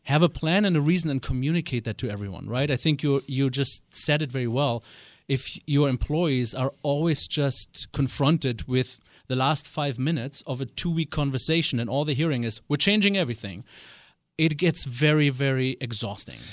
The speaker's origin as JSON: {"language": "English", "country": "Germany", "tie": "born or raised there", "accent": "German", "second_language": "English", "moved": "as an adult", "lives_now": "United States", "said": "born and raised in West Germany, uh, I am not a native of this great state, although I've been here for twenty-two years."}